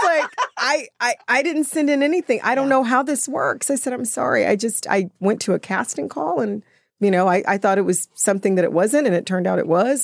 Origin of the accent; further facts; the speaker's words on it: Austin, Texas, United States; I'm from Austin. I've always been in Austin. I've, like, you know, I never left Austin